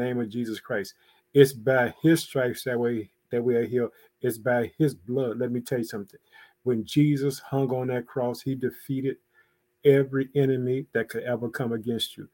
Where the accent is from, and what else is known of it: Illinois, United States; also born or lived in Chicago